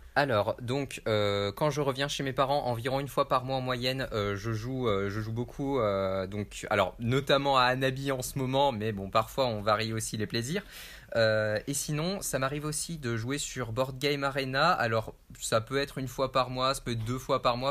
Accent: Lyon, Auvergne-Rhône-Alpes, France; je viens de Lyon

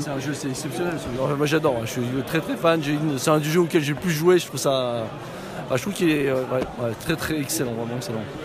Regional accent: Paris, Île-de-France, France; je viens de Paris

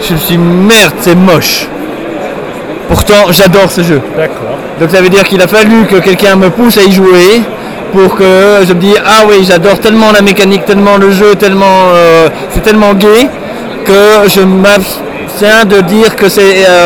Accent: Nivelles, Walloon Brabant, Belgium; j'ai pas de pseudo et je viens de Nivelles.

